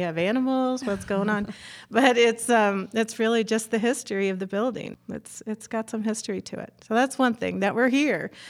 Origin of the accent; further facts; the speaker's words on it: Chicago, Illinois, United States; moved away; I grew up in Chicago, and we had a old-fashioned deli